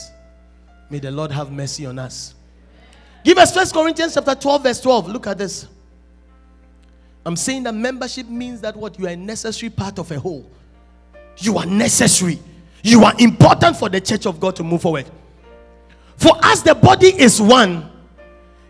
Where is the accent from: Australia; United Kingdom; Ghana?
Ghana; I'm a Ghanaian